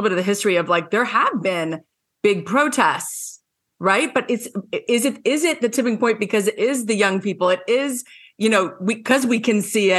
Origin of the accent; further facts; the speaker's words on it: Scarsdale, New York, United States; moved away; I'm from the East Coast too, and I grew up in Scarsdale.